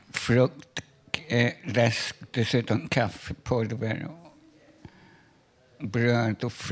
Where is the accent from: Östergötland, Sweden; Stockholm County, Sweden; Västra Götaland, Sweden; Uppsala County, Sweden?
Stockholm County, Sweden; Danderyd; born there